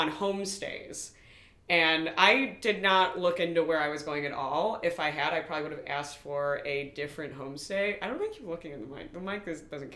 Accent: Highland Park, Illinois, United States; I'm from Highland Park

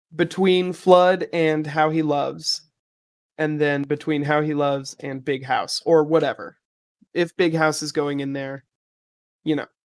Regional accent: Broken Arrow, Oklahoma, United States; my hometown, Broken Arrow

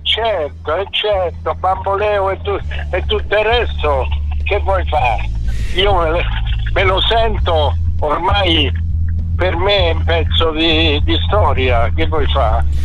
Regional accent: Augusta, Sicily, Italy; moved away; ho vissuto tutta l'infanzia in Sicilia, io ad Augusta

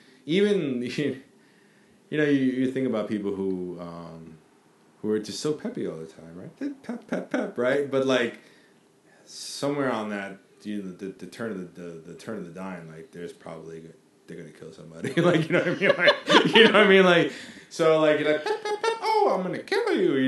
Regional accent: New York, United States; being a New Yorker

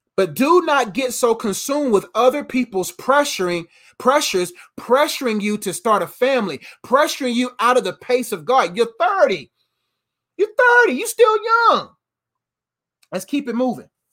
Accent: United States; Before I'm an American man, I'm a kingdom man.

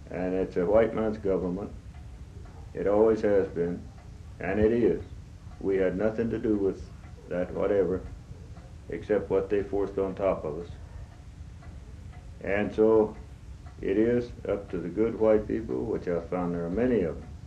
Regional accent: United States; that is, I'm an Indian.

